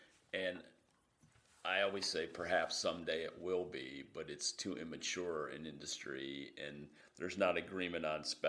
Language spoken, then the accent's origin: English; Australia; moved away as an adult; also born or lived in Japan / China; as an Aussie with a mining background